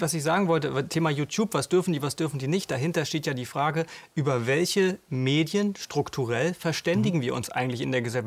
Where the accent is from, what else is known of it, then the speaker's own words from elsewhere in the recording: Mecklenburg-Vorpommern, Germany; bei uns in Mecklenburg